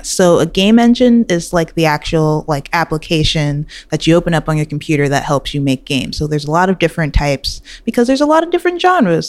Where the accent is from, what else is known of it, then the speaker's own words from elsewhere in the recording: New York City, New York, United States; I grew up in Queens, New York.